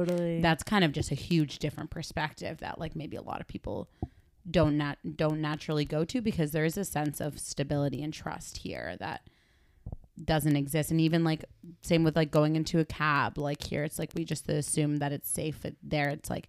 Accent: Argentina; I remember being a kid and being like, oh yeah, I'm from Argentina.

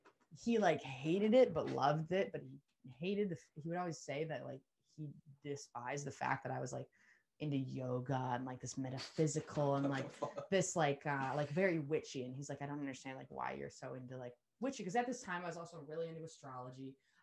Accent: New Zealand; I get even more convicted of the fact that I'm from New Zealand.

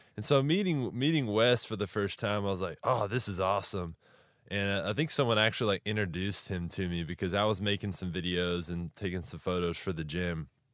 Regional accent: Texas, United States; I'm from Texas as well

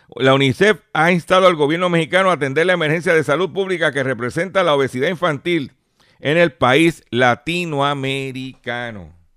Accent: Lares, Puerto Rico; por allá por mi pueblo de Lares

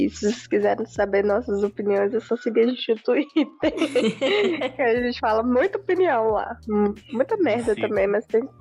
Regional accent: Brazil; a gente é brasileiro

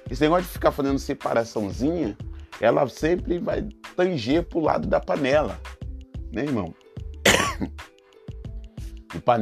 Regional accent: Rio de Janeiro, Brazil; Minha família, né? lá no Rio de Janeiro, sou carioca, como você sabe. Desde pequeno eu sempre vi a minha casa muito cheia.

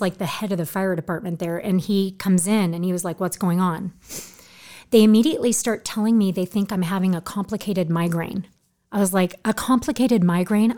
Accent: Orange County, California, United States; moved away as an adult; also born or lived in Newport Beach / Huntington Beach; I'm from Orange County

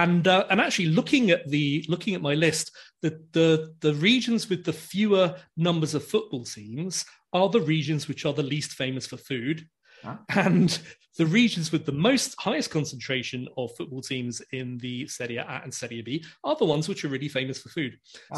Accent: Venice, Veneto, Italy; I was born in Venice, and my family were from that region, which is a long way from Sicily. And so growing up, I'd never heard of cannoli, never heard of them at all.

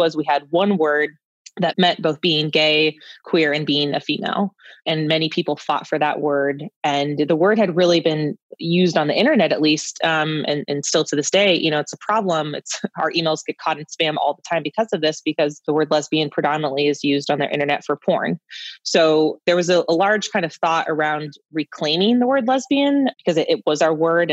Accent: San Francisco, California, United States; I grew up in San Francisco

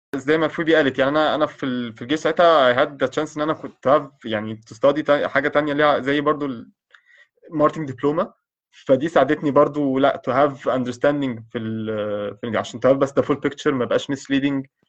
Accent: Egypt

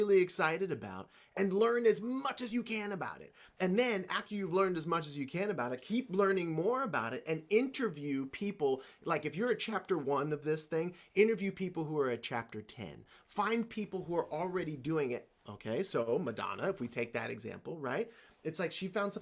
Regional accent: the South, United States; I grew up in the South in the generation of children that was to be seen and not heard

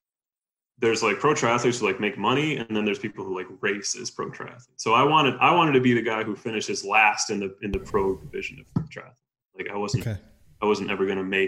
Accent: New York, United States; moved away as an adult; also born or lived in Colorado; I'm from New York

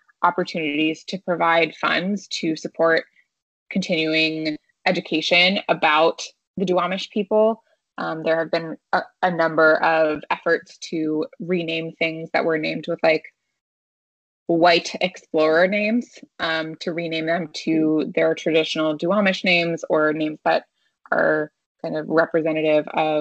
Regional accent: United States; my hometown was home to the Cherokee people

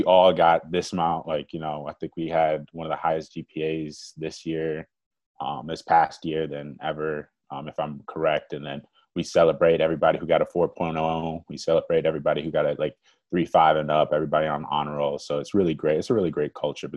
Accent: Mequon, Wisconsin, United States; I'm from Mequon, Wisconsin

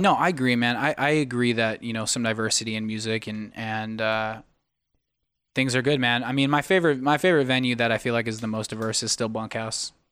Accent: United States; moved away; my hometown of Sacramento, Arizona

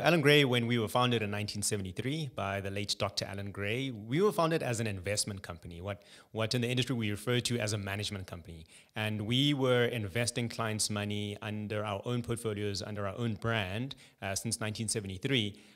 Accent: Johannesburg, Gauteng, South Africa; also born or lived in Cape Town; Born and bred in Johannesburg. Uh, so I've been here my whole life. My entire schooling was here as well

